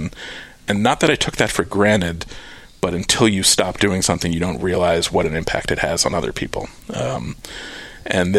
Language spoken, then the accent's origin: English; New York, United States; moved away as an adult; also born or lived in Cape Cod, Massachusetts; now in Austin, United States; I grew up just outside of New York City